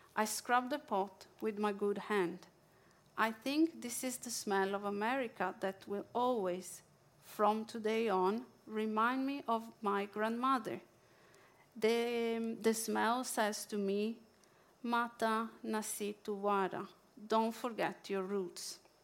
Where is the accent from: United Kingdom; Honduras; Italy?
Italy; accent: Italian; English is a second language; now in Norway; my Italian accent